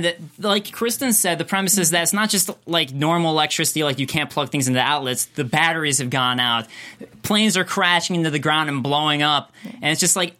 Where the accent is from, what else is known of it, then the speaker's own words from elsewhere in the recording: Chicago, Illinois, United States; moved away; I'm from Chicago